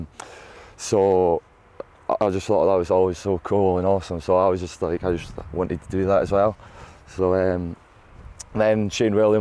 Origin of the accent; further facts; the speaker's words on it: Scotland, United Kingdom; As being a Scottish boy, I grew up